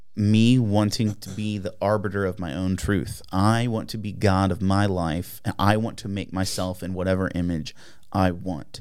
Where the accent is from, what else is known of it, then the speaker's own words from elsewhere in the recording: United States; as an American